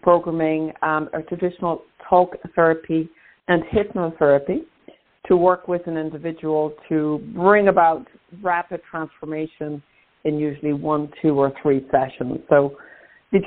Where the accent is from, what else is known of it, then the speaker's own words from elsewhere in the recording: Ireland; moved away; also born or lived in New York, United States / Maine, United States; I'm Irish by birth. I lived in the States actually for about 26 years, and I'm back in Ireland now about 3 years